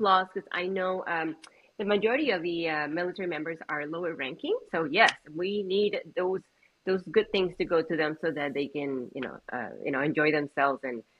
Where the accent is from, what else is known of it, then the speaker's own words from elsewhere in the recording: Puerto Rico; born there; So I was born in the metro area of Puerto Rico